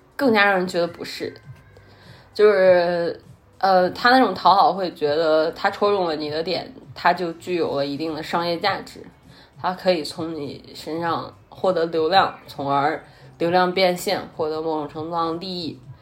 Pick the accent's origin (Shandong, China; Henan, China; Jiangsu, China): Henan, China; accent: Henan; 我戴的是有正儿八经的荷兰话口音的